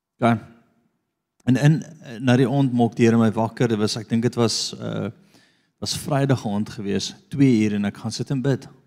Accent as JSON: {"language": "Afrikaans", "country": "South Africa", "said": "Ek is van Afrika."}